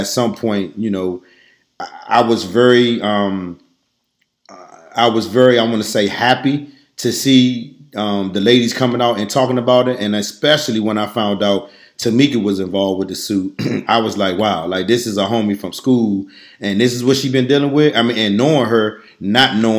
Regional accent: Washington, District of Columbia, United States; growing up in Ward 8, I know a ton of police officers

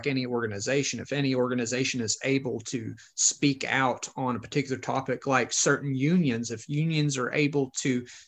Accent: Mountain View, Arkansas, United States; my hometown of Mountain View

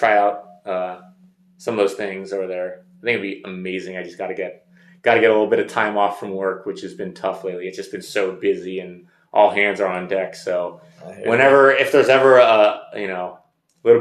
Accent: Bay Area, California, United States; Growing up in the Bay Area

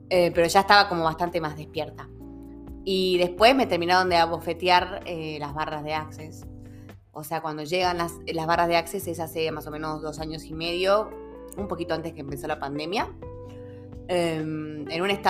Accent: Salta, Argentina; also born or lived in Buenos Aires; Soy de acá de Salta. Nací en Betam.

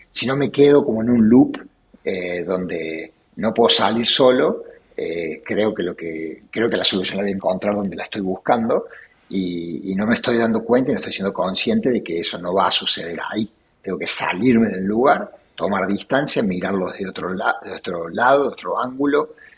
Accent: Córdoba, Argentina; Nací en Córdoba, eh, me crié en Córdoba, en un barrio este, de la zona sur de la ciudad, barrio Jardín

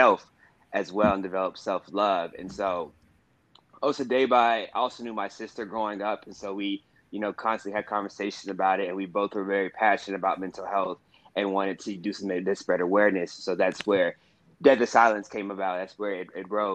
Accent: Houston, Texas, United States; now in New York City, United States; I am from Houston, Texas

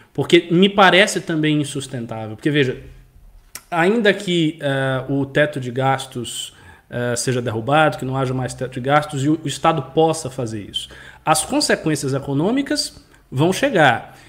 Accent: Bahia, Brazil; da minha região, eu sou da Bahia

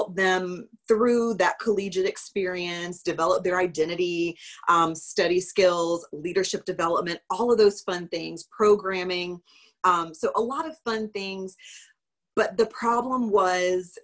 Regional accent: Lugoff, South Carolina, United States; also born or lived in Rock Hill, South Carolina / Clemson, South Carolina; now in Summerville, United States; I am originally from Lugoff, South Carolina, which is a super small town near Columbia. And I grew up with my grandparents

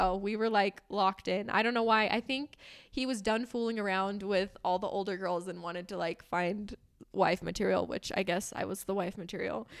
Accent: Southern California, United States; moved away; I grew up in Southern California

